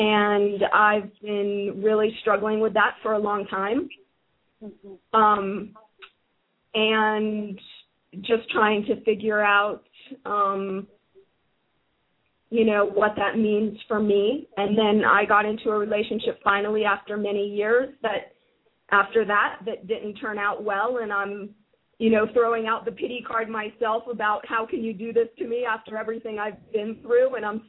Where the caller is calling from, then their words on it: United States; I'm calling from the United States.